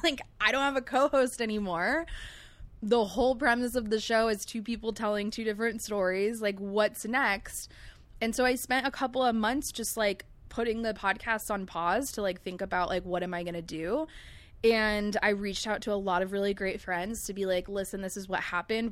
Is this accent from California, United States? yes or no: yes; Long Beach, California, United States; also born or lived in El Segundo; growing up in Long Beach